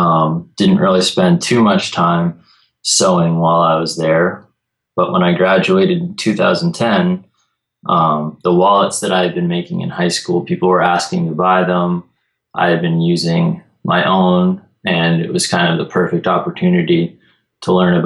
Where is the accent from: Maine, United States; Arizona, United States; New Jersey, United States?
Maine, United States; Peaks Island; Sure, so I grew up on Peaks Island, which is a small island off the coast of Portland, Maine.